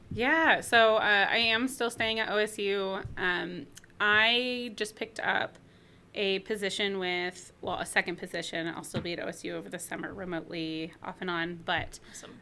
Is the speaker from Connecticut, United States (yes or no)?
no; Chico, California, United States; moved away; I'm from Northern California, from a town called Chico